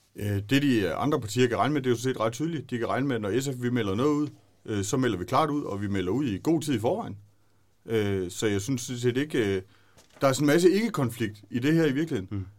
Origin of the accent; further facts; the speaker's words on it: Brudager, Southern Denmark, Denmark; jeg er født og opvokset ude i Brudager